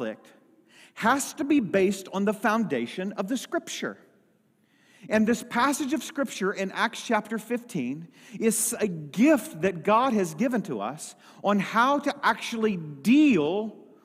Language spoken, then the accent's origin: English; Lilbourn, Missouri, United States; also born or lived in Dexter, Missouri; we had moved out of the town from the church that I was actually raised up in. I moved from Lilburn, Missouri to Dexter, Missouri.